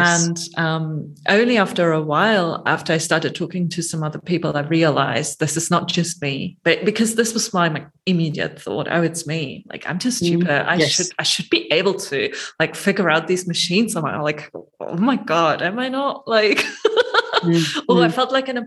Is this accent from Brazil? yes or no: no; Germany; moved away as an adult; also born or lived in Gothenburg, Sweden; I grew up in Germany, did my undergraduate degrees there, and then moved to Sweden for my PhD